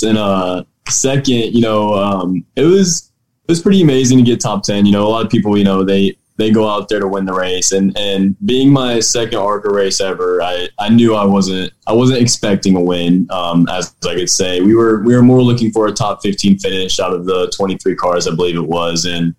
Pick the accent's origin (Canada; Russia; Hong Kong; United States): United States; Noblesville, Indiana; also born or lived in Cicero, Indiana; So I'm from Noblesville, Indiana right now, born and raised. I lived in Cicero for the first 4 years of my life, but that's only about 15 minutes away from here. And then we moved here and went through Noblesville schools, my whole life